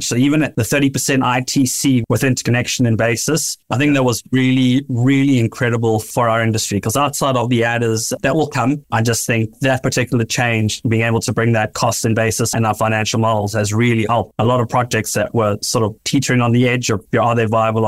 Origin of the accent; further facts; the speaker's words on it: South Africa; moved away as an adult; now in United States; I'm also incredibly proud to be South African, my home country.